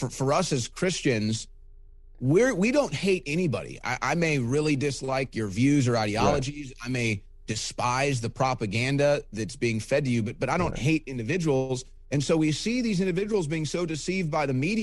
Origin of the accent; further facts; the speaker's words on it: St. Louis, Missouri, United States; my hometown of St. Louis